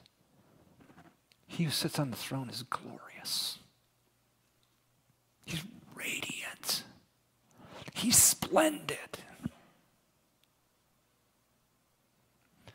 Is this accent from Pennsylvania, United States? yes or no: no; Houston, Texas, United States; moved away; also born or lived in College Station, Texas; I was from Houston and then went to school in College Station